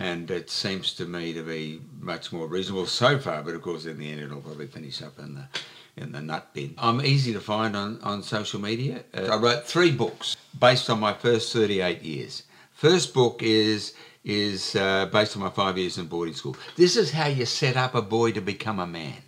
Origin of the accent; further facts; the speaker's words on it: Joondalup, Western Australia, Australia; now in Albany, Australia; it's Joondalup, my hometown